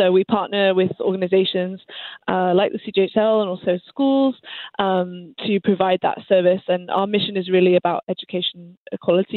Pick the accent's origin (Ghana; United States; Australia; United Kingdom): United Kingdom; England; moved away as an adult; now in Montreal, Canada; I actually am technically Canadian, but I grew up in England